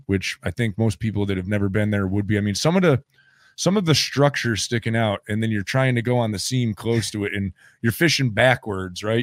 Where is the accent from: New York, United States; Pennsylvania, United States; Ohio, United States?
New York, United States; I grew up on Lake Champlain